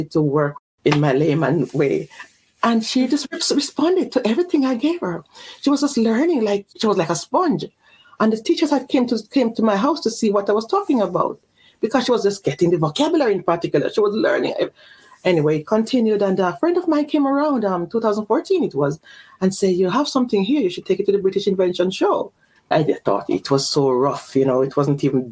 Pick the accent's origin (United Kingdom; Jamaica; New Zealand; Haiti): Jamaica; moved away; also born or lived in Mexico City / Belgium; I was born in Jamaica. And then I was sent off to Mexico City when I was early, young, you know.